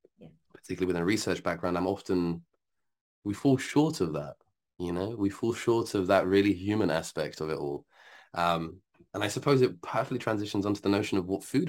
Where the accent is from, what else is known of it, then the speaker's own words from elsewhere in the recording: Algeria; I'm from Algeria